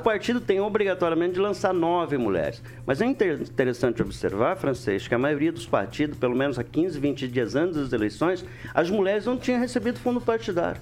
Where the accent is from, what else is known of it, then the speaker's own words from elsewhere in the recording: Alvorada, Paraná, Brazil; cresci no Alvorada